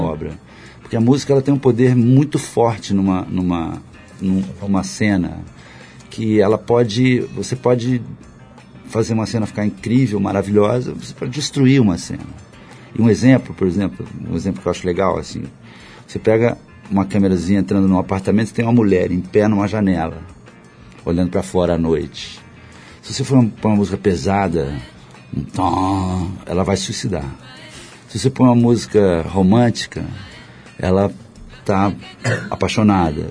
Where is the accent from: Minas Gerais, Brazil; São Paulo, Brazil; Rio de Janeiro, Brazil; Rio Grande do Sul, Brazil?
Rio de Janeiro, Brazil; sou carioca, conheço muito bem favela